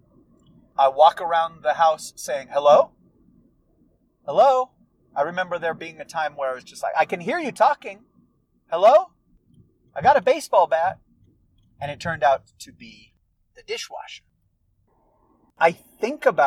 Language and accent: English; United States; accent: American; my American accent